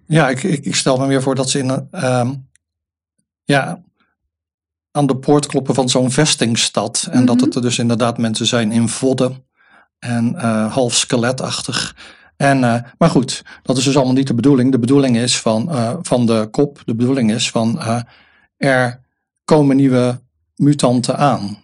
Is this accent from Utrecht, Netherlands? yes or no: no; Rotterdam, South Holland, Netherlands; ik ben ook een Rotterdammer